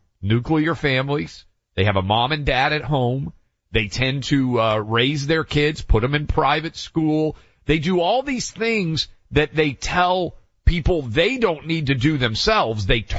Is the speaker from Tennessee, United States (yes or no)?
yes; Tennessee, United States; and growing up in Tennessee